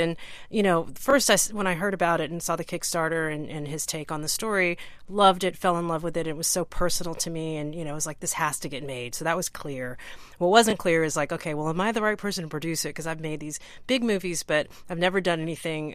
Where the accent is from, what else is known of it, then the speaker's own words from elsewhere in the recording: Texas, United States; I grew up in Texas